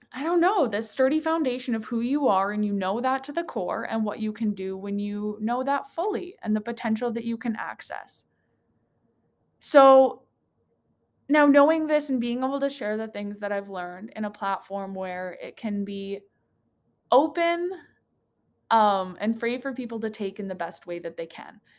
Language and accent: English; Slave Lake, Alberta, Canada; moved away as an adult; also born or lived in Edmonton; Slave Lake is my hometown, grew up there